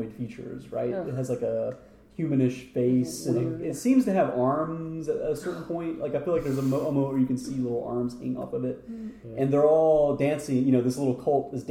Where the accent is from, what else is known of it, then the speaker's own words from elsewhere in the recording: United States; me being an American